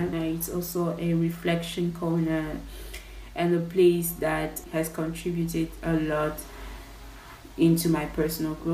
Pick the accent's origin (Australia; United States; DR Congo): DR Congo; English is a second language; Like I'm Congolese originally, and I'm currently uh, residing in my home country.